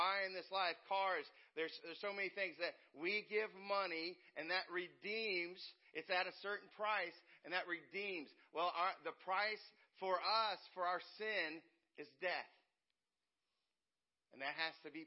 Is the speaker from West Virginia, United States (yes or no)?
yes; West Virginia, United States; now in Indiana, United States; I'm a West Virginia boy. I grew up in West Virginia. And I'm in Indiana. I've been in Indiana most of my life now.